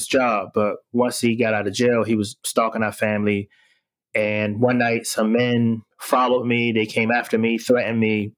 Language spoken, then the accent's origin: English; Washington, District of Columbia, United States; I am born and raised in Washington, D.C., and I grew up in the late 80s, early 90s